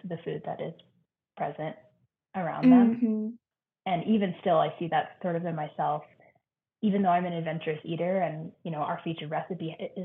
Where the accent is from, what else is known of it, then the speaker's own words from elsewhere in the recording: Nevada, United States; moved away; I grew up in Nevada near where the Donner Party died